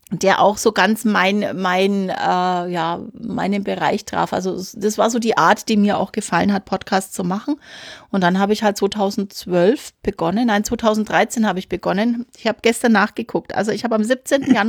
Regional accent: Nuremberg, Bavaria, Germany; ich bin äh, aus Franken.

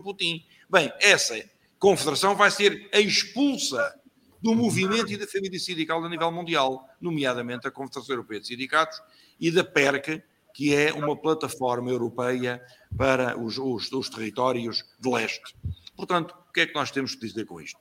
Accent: Lisbon, Portugal; also born or lived in Campelo, Figueiró dos Vinhos; nasci em Lisboa, como vos disse, em Alfama, eh, um bairro típico

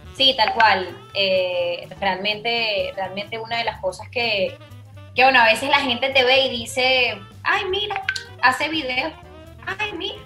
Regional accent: Venezuela; now in Spain; soy la única venezolana

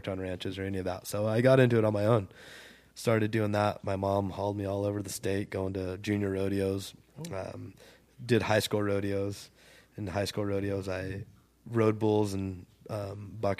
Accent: Ridgecrest, California, United States; also born or lived in Lone Pine, California; I grew up in Ridgecrest

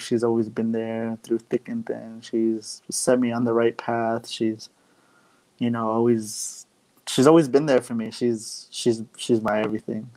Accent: Arizona, United States; now in Phoenix, United States; I'm from Arizona on the Navajo Reservation. I now currently live in Phoenix for now, but yeah, I'm part of the Navajo Nation.

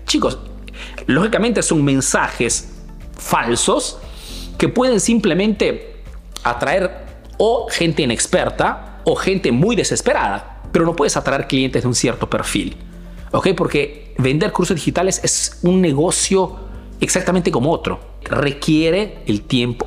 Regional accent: Peru; now in Italy

